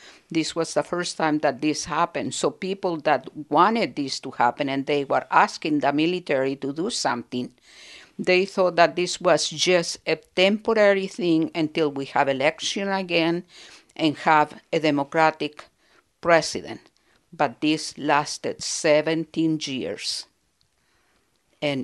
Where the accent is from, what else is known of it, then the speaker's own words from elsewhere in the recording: Santiago, Santiago Metropolitan Region, Chile; moved away as an adult; now in United States; I was born in Santiago de Chile. I've been here for 46 years